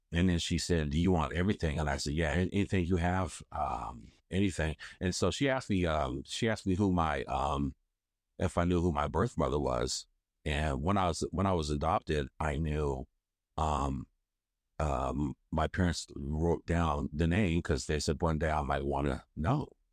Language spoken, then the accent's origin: English; Hagerstown, Maryland, United States; I was born in Hagerstown, Maryland